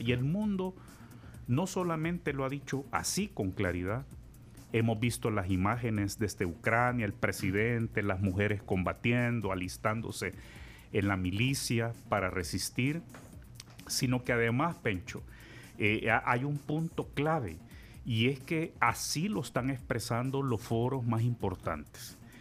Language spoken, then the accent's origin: Spanish; El Salvador